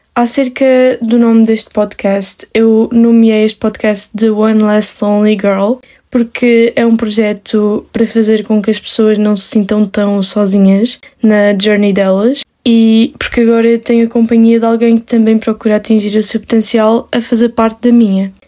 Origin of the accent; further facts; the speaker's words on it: Madeira, Portugal; eu sou da Ilha da Madeira, eu estou no secundário